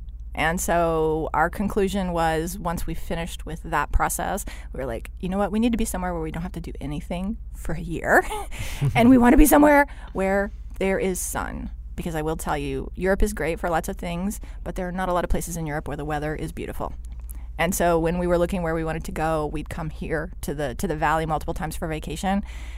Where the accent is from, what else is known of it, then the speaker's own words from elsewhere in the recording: Texas, United States; No, so I was born in Texas.